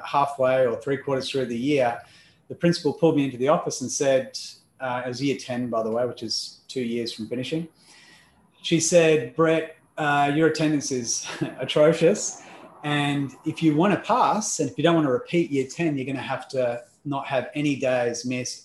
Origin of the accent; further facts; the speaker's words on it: Perth, Western Australia, Australia; accent: Australian; also born or lived in Melbourne, Victoria; So if you haven't figured out the accent just yet, it is Australian. And I am originally from Melbourne in Australia